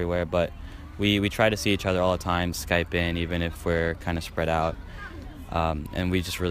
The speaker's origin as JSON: {"language": "English", "region": "New York", "country": "United States", "said": "we're all from New York. We all live 20 minutes away"}